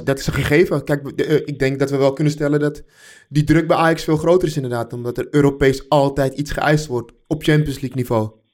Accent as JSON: {"language": "Dutch", "town": "Amsterdam", "region": "North Holland", "country": "Netherlands", "said": "wij Amsterdammers"}